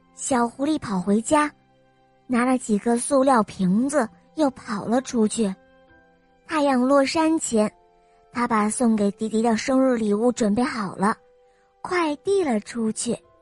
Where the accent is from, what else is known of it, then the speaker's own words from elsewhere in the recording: Beijing, China; 我今年六岁了，我来自北京